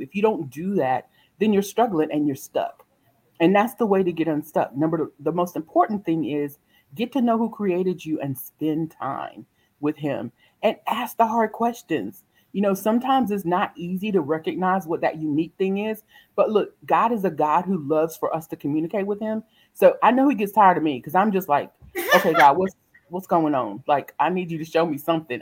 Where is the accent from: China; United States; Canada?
United States; South Carolina; I am actually born and raised in South Carolina